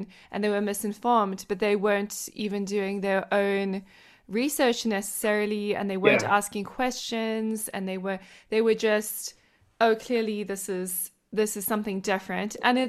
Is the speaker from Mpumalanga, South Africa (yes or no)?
no; Johannesburg, Gauteng, South Africa; now in United States; I grew up in Johannesburg, it was very diverse